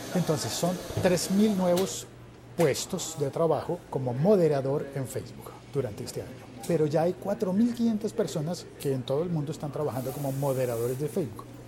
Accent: Colombia; yo como colombiano

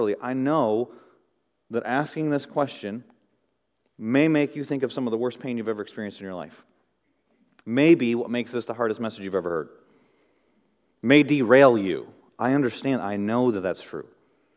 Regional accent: Midwest, United States; as a young boy growing up in the Midwest

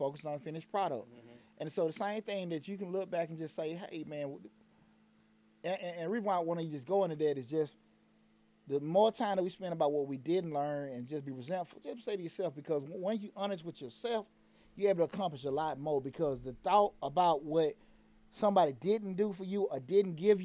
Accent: Atlanta, Georgia, United States; growing up in Bankhead

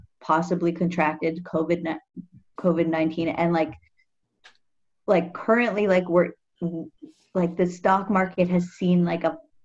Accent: Toronto, Ontario, Canada; I grew up in like Bloor West Village

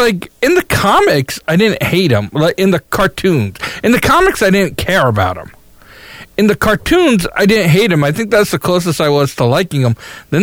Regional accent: New York, United States; I'm a New Yorker.

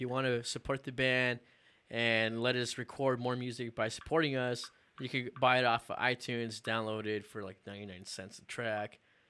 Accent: Pomona, California, United States; also born or lived in Long Beach, California; I was born in Long Beach, but I moved to Pomona.

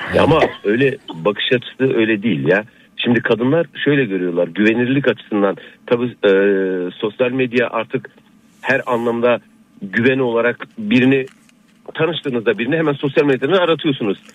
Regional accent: Iğdır, Turkey; now in Burhaniye, Turkey; aslen Iğdırlıyım. Balıkesir Burhaniye'de oturuyorum

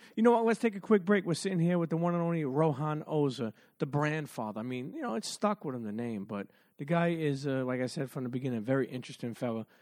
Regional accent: New York City, New York, United States; also born or lived in Bensonhurst, Brooklyn; I grew up in Coney Island in Brooklyn. Then we moved to Bensonhurst.

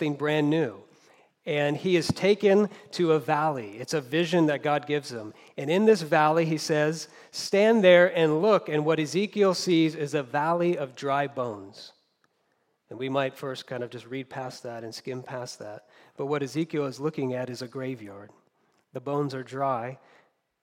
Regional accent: United States; also born or lived in Southern California; As Americans

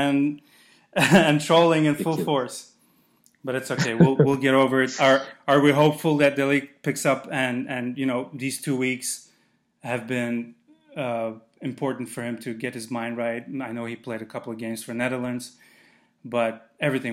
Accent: Azerbaijan; moved away; I'm from Azerbaijan

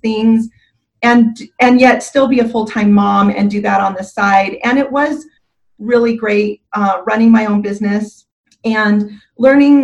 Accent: Southern California, United States; also born or lived in Utah; now in Gilbert, United States; I was trying to get to California where I was originally from, although we ended up in Northern California versus Southern California

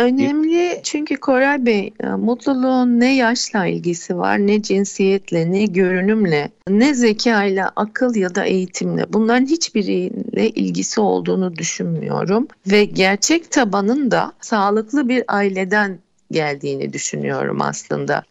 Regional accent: Istanbul, Turkey; also born or lived in London; İstanbul doğumluyum. İlk orta ve lise eğitim dönemimi İstanbul'da tamamladım.

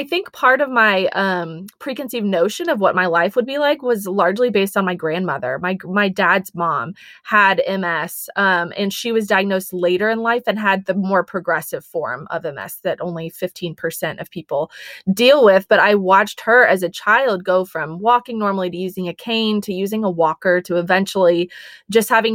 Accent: Texas, United States; also born or lived in Colorado; I grew up in Texas.

